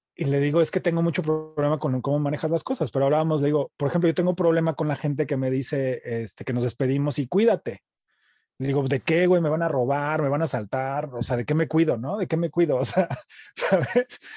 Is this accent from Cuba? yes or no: no; Mexico; also born or lived in United States; now in Los Angeles, United States; Nací en Estados Unidos, crecí en, México, crecí como mexicano